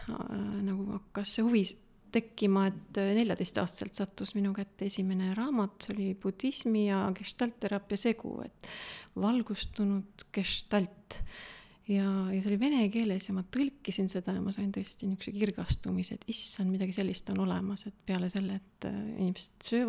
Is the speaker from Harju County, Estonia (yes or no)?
yes; Tallinn, Harju County, Estonia; Tallinnast pärit ja äh,, ja ega kaugemale pole väga jõudnudki